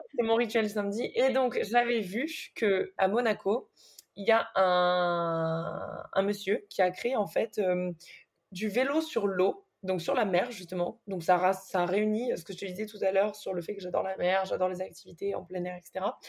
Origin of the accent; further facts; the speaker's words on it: Nice, Provence-Alpes-Côte d'Azur, France; Je suis née à Nice et j'ai toujours vécu à Nice jusqu'à maintenant